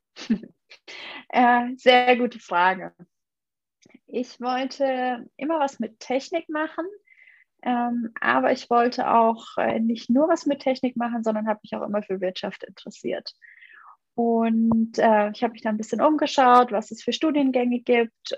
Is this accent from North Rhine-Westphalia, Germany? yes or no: no; Munich, Bavaria, Germany; also born or lived in Bamberg; Ich, ich komme eigentlich aus München